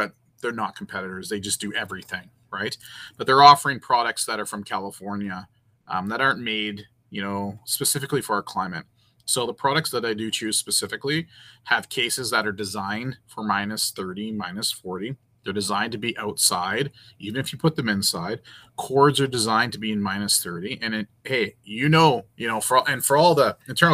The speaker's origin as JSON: {"language": "English", "country": "Canada", "said": "being a Canadian"}